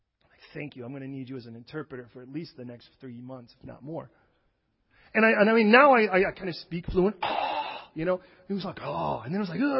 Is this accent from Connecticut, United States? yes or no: no; Chicago, Illinois, United States; I wasn't born and raised in California, so when we went to plant a church there, I came from Chicago, where everyone was like, hey, stupid, right? That's how they talk.